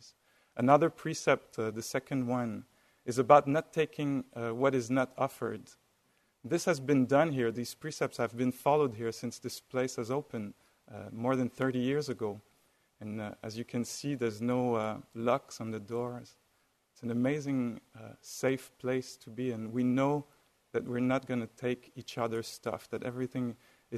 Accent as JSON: {"language": "English", "country": "France", "accent": "French", "said": "with my French accent."}